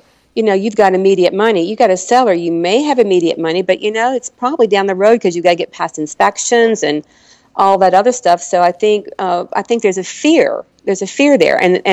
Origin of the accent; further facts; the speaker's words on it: Arkansas, United States; moved away; I'm from Arkansas originally